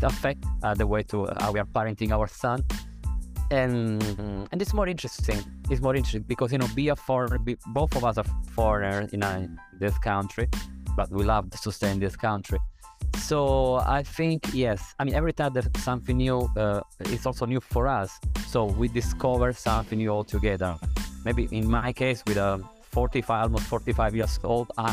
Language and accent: English; Sicily, Italy; now in Thailand; I'm from Sicily, and in Sicily, at least up to the previous generation, we have still this idea